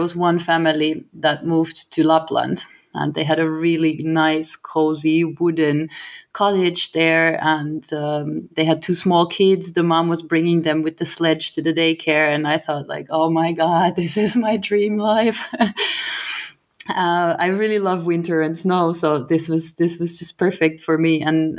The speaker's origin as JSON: {"language": "English", "country": "Germany", "first_language": "German", "second_language": "English", "moved": "as an adult", "lives_now": "Finland", "said": "So yeah, it's been almost 10 years now in August. And I'm originally from Germany"}